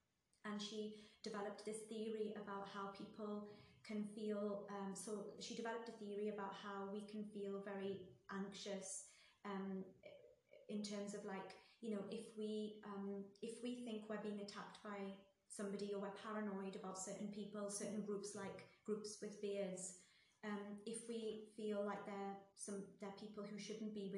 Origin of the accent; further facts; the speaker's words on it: Newcastle upon Tyne, North East England, United Kingdom; moved away as an adult; also born or lived in Saudi Arabia; I'm from Newcastle, and Newcastle's such a small town